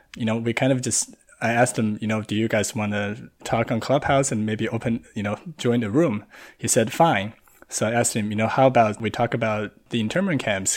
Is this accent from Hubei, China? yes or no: yes; Wuhan, Hubei, China; now in Los Angeles, United States; I'm a Han Chinese person, uh, born and raised in Wuhan